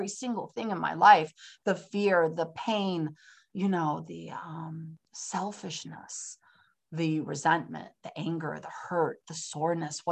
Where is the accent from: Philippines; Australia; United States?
United States; San Francisco, California; now in Pennsylvania, United States; I'm from San Francisco, California, which is on the other side of the country. Here I am in Pennsylvania